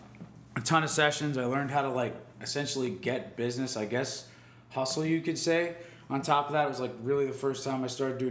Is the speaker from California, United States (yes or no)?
no; State College, Pennsylvania, United States; moved away as an adult; now in Chicago, United States; I'm from State College, Pennsylvania, which is like where Penn State is, Happy Valley